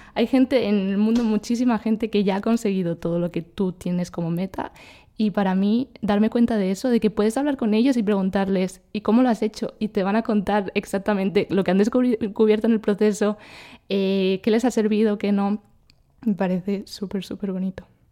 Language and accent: Spanish; Spain; moved away; yo soy de España y he estado en México unos meses, ahora estoy en Colombia